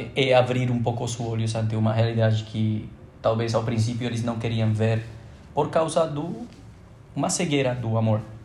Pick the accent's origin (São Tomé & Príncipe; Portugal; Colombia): Colombia; moved away as an adult; now in Brazil; Pretendendo voltar à Colômbia